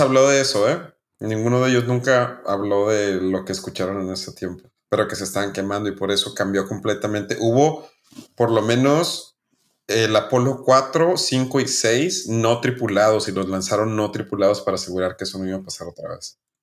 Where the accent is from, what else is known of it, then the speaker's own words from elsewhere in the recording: Chihuahua, Mexico; somos de Chihuahua, somos del norte